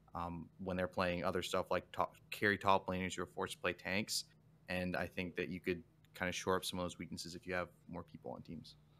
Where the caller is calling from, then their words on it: Windsor, Ontario, Canada; I'm calling from Windsor, Ontario